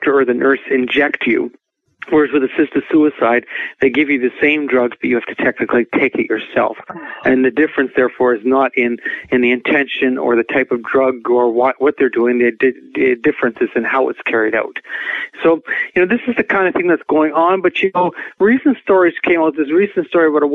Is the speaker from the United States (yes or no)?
no; Canada; our Canadian government